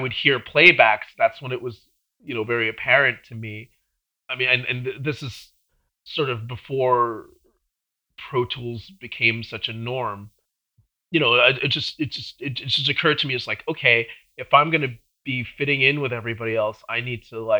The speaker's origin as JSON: {"language": "English", "area": "Long Island", "region": "New York", "country": "United States", "tie": "born or raised there", "also_born_or_lived": "Brooklyn / Manhattan", "said": "I'm from New York. I'm from, I was born in Brooklyn. Okay. And then shortly after that, when I was like five, I moved out to Long Island."}